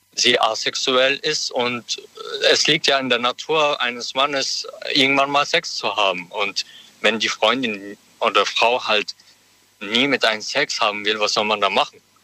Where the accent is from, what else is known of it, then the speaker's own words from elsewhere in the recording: Heidelberg, Baden-Württemberg, Germany; aus Heidelberg